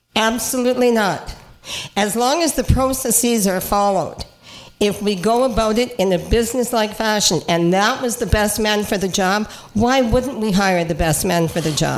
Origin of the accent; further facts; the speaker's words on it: Cape Breton, Nova Scotia, Canada; now in Niagara Falls, Canada; I'm from Cape Breton